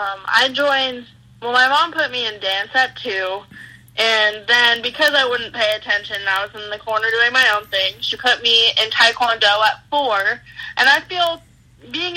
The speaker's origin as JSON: {"language": "English", "region": "California", "country": "United States", "tie": "born or raised there", "said": "growing up in California"}